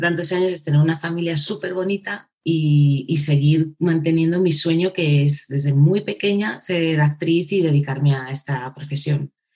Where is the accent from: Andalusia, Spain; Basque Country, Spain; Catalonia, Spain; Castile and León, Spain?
Castile and León, Spain; Segovia; soy, una mm, chica de Segovia, ¿vale? Nací en Segovia, mm. eh, castellana.